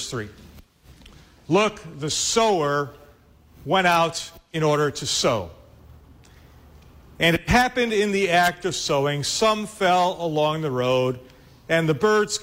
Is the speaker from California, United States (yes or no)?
no; Chicago, Illinois, United States; I'm from Chicago